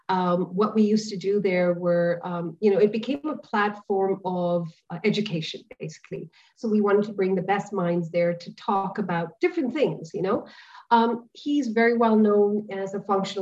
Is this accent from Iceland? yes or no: no; India; now in Dubai, United Arab Emirates; Coming from the cultural background that I come from, I'm an Indian